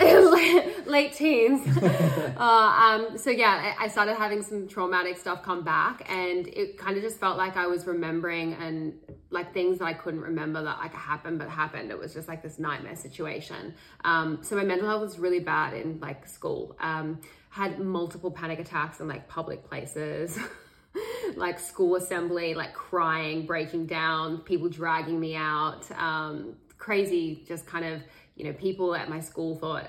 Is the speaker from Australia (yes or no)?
yes; Sydney, New South Wales, Australia; I grew up in Sydney, Australia